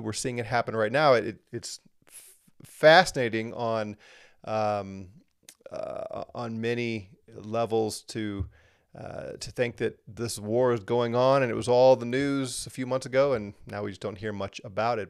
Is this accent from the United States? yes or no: yes; United States; here in the U S, as an American